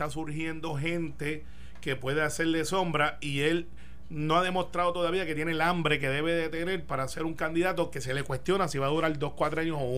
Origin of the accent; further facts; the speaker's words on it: Puerto Rico; Yo soy puertorriqueño.